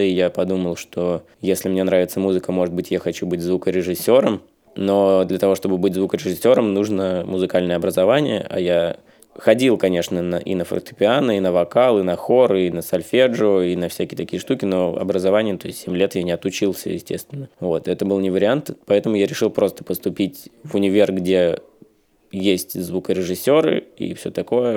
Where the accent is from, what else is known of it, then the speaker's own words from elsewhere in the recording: Volgodonsk, Rostov Oblast, Russia; now in Saint Petersburg, Russia; в моем родном городе Волгодонске